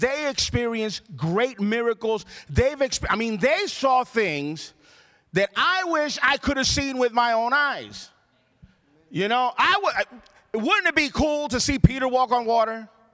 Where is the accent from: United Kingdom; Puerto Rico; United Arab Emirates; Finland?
Puerto Rico; I grew up in Puerto Rico